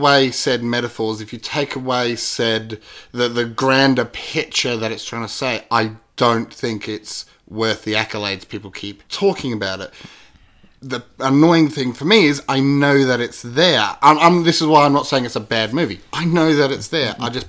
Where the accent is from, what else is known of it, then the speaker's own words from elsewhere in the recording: Australia; As an Aussie